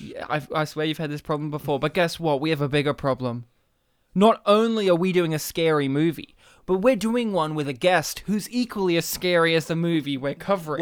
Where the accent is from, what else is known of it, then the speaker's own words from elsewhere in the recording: Australia; Even though I am Polish, I don't speak the language. I'm an Australian Polish guy